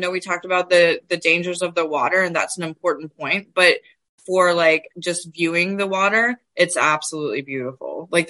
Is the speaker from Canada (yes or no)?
no; Southeast, United States; now in Dinuba, United States; So I'm originally from the Southeast.